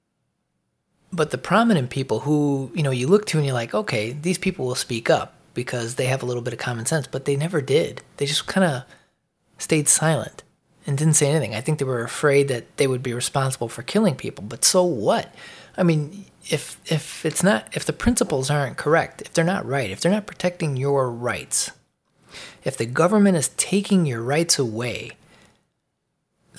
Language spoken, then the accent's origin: English; Chicago, Illinois, United States; I'm from Chicago